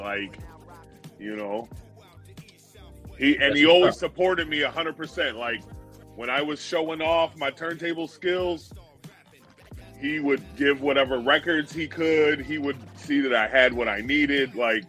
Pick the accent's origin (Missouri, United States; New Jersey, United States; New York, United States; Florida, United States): New York, United States; New York City; now in Buffalo, United States; I'm originally from the Bronx, but now I live in Buffalo, New York. Been in Buffalo since the Bills went to their first Super Bowl. That's the year I moved up here permanently.